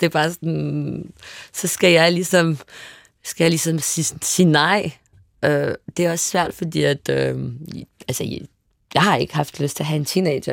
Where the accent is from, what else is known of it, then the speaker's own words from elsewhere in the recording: Paris, Île-de-France, France; moved away; jeg voksede op i Boheme Teater, et øh, arbejde mangfoldigt kvarter